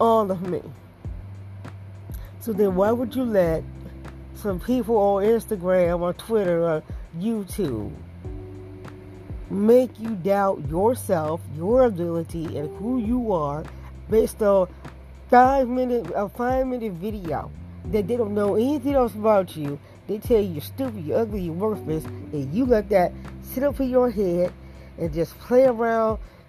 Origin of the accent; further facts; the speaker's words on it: Detroit, Michigan, United States; the way I was brought up in Detroit